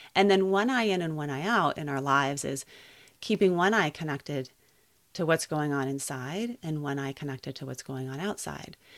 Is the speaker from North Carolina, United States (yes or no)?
no; Santa Barbara, California, United States; also born or lived in Colorado; I grew up here in Santa Barbara